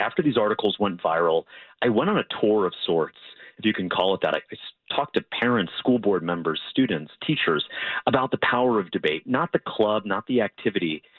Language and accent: English; Florida, United States; my home state of Florida